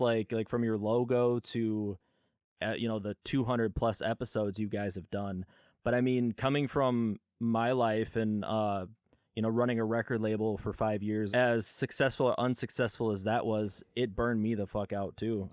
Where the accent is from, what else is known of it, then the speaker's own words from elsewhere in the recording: California, United States; I was born in California